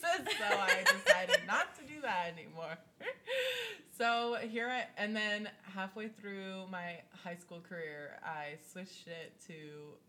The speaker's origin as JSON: {"language": "English", "region": "New England", "country": "United States", "moved": "yes", "lives_now": "Orlando, United States", "said": "I'm from New England."}